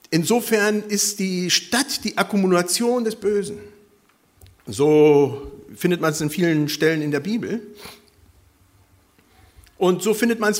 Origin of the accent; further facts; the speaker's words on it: Ecuador; born there; moved away; Wie gesagt, ich bin in Ecuador geboren worden, habe immer noch Kontakt dahin